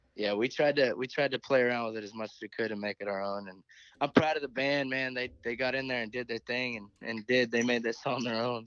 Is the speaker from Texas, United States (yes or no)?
yes; Midland, Texas, United States; also born or lived in Comanche, Texas; I grew up in Midland